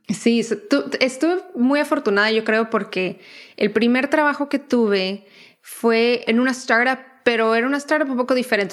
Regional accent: Tijuana, Baja California, Mexico; moved away as an adult; also born or lived in New York; now in United States; yo crecí en Tijuana, entonces crecí muy expuesta a todo lo que era el contenido de películas y series y todo americano

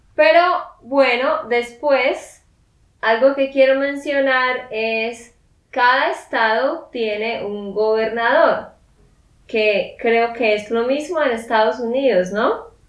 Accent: Santander, Colombia; de Santander, Colombia

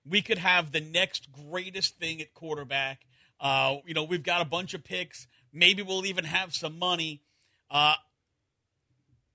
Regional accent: New York, United States; Growing up in New York as a Giants fan

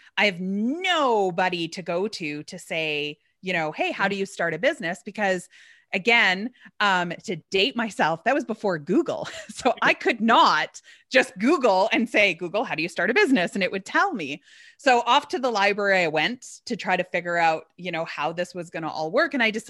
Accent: Alberta, Canada; born there; Well, I was born in Alberta, which is across the country.

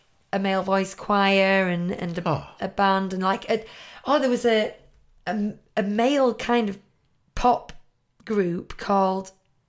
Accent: Wales, United Kingdom; Look, we're Welsh, we're green.

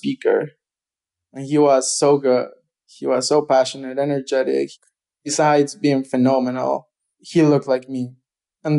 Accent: Arequipa, Peru; moved away as an adult; also born or lived in Ohio, United States; now in United States; I am from Arequipa, which is the second largest city in Peru.

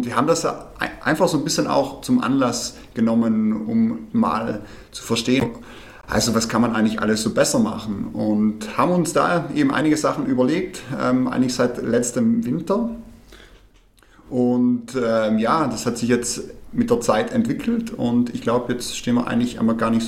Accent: Trentino-Alto Adige, Italy; now in Munich, Germany; ich komme ursprünglich aus Südtirol, äh, lebe allerdings seit fünf Jahren jetzt in München

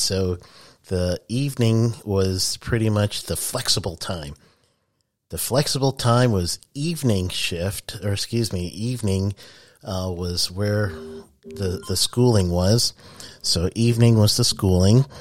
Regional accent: New York City, New York, United States; I'm from Queens, New York.

